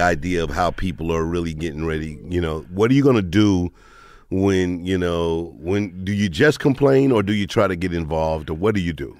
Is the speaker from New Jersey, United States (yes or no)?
no; St. Louis, Missouri, United States; I'm from Saint Louis